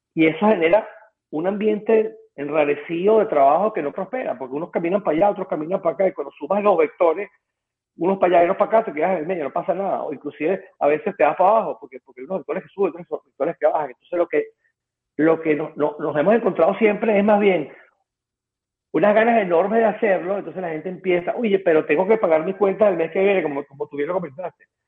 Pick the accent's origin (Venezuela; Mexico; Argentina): Venezuela; accent: Venezuelan; now in United States; yo soy venezolano